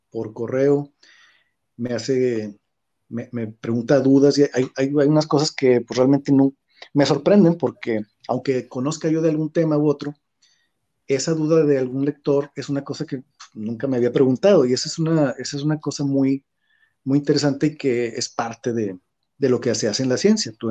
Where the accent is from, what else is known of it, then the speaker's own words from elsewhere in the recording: Mexico; moved away as an adult; now in China; soy un mexicano que vive en China